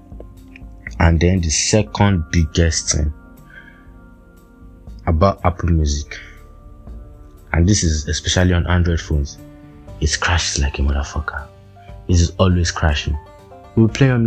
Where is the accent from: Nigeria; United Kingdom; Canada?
Nigeria; as a Nigerian living in Nigeria